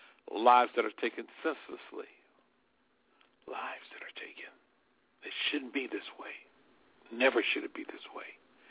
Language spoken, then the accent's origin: English; Alabama, United States; out of my home state of Alabama